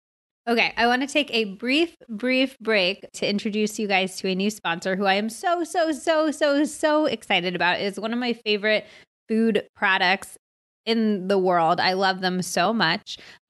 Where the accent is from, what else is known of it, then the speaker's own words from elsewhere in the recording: United States; also born or lived in Arizona; I grew up in California and Arizona, so I grew up obsessed with quesadillas and tacos and enchiladas and all of that.